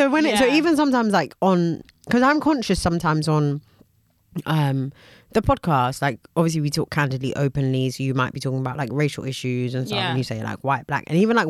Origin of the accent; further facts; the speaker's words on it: United Kingdom; we're British